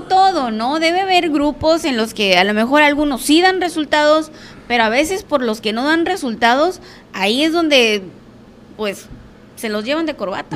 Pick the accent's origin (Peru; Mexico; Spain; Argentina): Mexico; Navojoa, Sonora; yo soy de Navojoa, yo te puedo hablar de aquí.